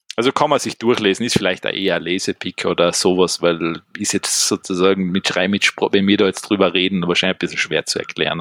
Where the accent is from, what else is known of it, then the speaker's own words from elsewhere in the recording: Austria; bei uns in Österreich